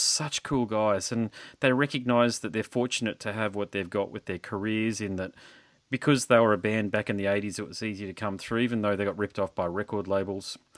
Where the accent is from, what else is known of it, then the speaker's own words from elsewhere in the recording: Queensland, Australia; I'm not from Sydney or Melbourne. I'm from Queensland